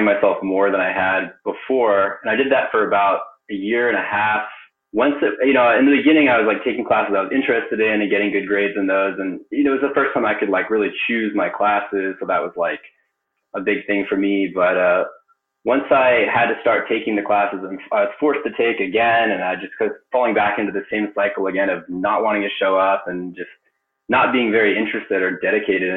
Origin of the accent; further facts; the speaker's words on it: Palo Alto, California, United States; also born or lived in Japan; I grew up in Silicon Valley. I was born in Palo Alto.